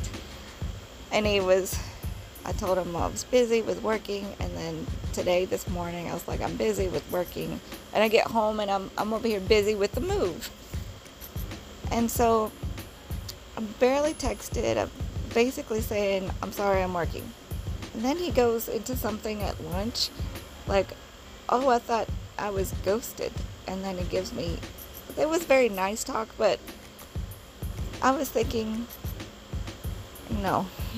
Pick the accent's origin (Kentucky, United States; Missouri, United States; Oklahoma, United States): Kentucky, United States; Bowling Green; in my hometown of Bowling Green, Kentucky